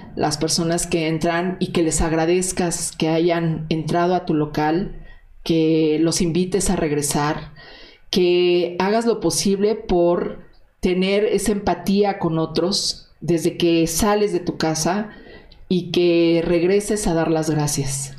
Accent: Mexico; lo que nos toca como mexicanos

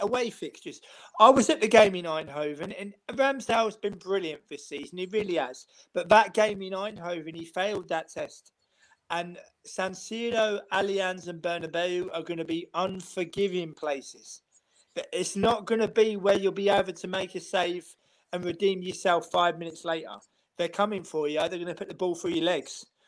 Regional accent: London, United Kingdom; now in Amsterdam, Netherlands; I live in Amsterdam. I said I'm originally from London

